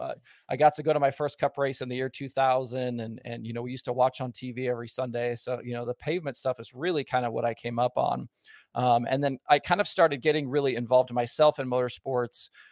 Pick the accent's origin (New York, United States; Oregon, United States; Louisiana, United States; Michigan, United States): Oregon, United States; Southern; Southern Oregon, where I'm from, it was a big logging area, um, and not far from one of the mills near my house was the old Medford Speedway